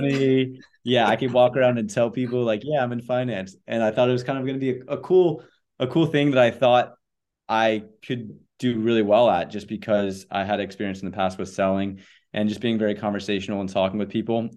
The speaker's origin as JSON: {"language": "English", "town": "Charlotte", "region": "North Carolina", "country": "United States", "tie": "born or raised there", "also_born_or_lived": "Connecticut", "moved": "as an adult", "lives_now": "Charleston, United States", "said": "I grew up in Charlotte, North Carolina."}